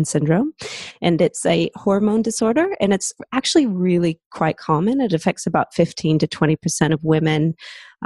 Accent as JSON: {"language": "English", "town": "Seattle", "region": "Washington", "country": "United States", "accent": "American", "moved": "as an adult", "lives_now": "Australia", "said": "I'm originally from Seattle in the States, but I moved over to Australia about 15 years ago."}